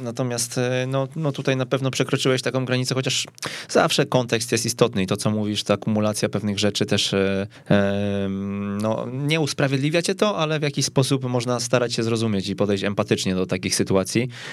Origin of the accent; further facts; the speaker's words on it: Kępno, Greater Poland, Poland; pochodzę z Kępna